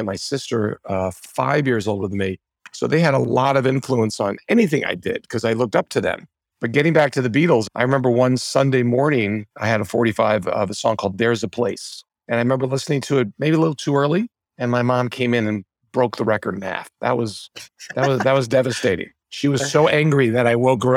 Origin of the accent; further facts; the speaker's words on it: Rockville Centre, New York, United States; also born or lived in Michigan; I grew up in Rockville Center, Long Island.